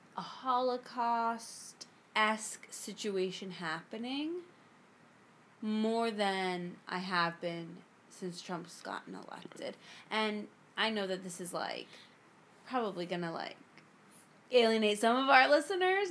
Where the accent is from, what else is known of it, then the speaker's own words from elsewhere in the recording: South Florida, United States; I'm from South Florida